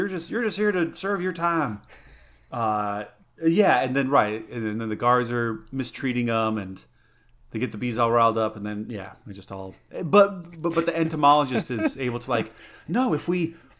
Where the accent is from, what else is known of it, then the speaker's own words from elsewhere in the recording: Rio de Janeiro, Brazil; I was born here and I was raised here in Rio de Janeiro.